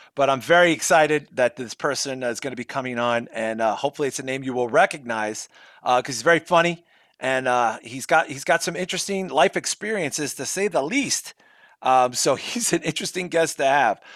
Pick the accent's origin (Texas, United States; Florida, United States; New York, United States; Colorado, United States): New York, United States; New York City; I'm from Brooklyn